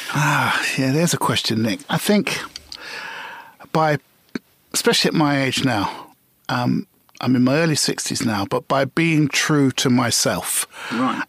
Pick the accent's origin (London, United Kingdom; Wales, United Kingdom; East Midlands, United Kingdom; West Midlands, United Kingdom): London, United Kingdom; I was a Notting Hill boy. Right. born and bred